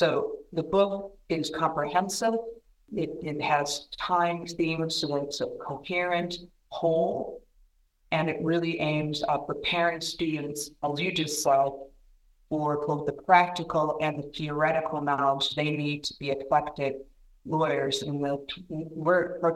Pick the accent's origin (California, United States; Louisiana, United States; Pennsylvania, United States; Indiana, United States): Indiana, United States; My home state of Indiana